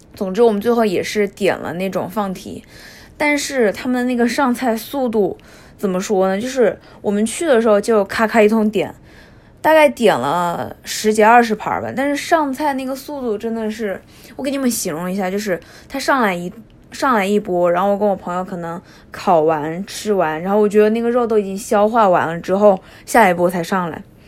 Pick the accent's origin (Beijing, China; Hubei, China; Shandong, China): Hubei, China; now in Tokyo, Japan; 身为一个湖北人